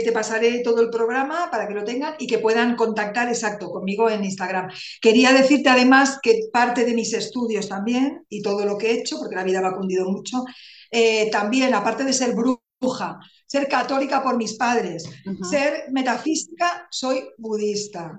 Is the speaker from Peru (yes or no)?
no; Barcelona, Catalonia, Spain; moved away as an adult; now in Calatayud, Spain; aunque soy de Barcelona, soy catalana, pero hace un año que vivo aquí, en Calatayud, Zaragoza.